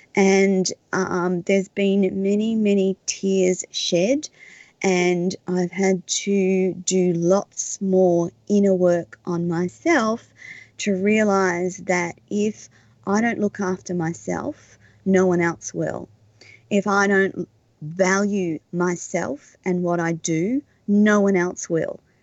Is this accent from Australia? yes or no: yes; Australia; as an Australian